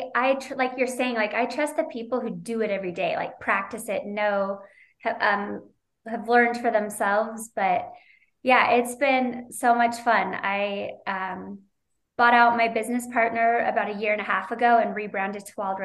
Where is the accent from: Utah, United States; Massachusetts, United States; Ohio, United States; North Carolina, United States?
Utah, United States; also born or lived in Moraga, California; I was born and raised in Utah. I'm a Utah girl